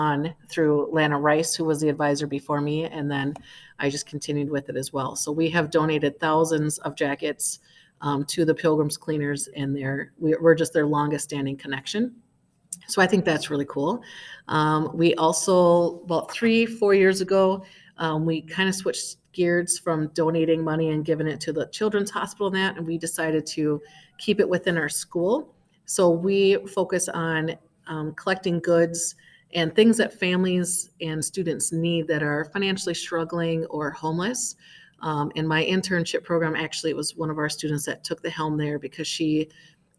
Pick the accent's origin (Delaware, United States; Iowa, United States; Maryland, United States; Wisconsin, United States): Wisconsin, United States; moved away as an adult; now in Minnesota, United States; I come from Wisconsin, and we had FBLA